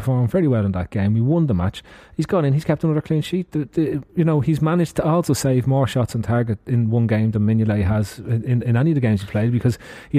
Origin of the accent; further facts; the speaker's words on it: Ireland; As an Irishman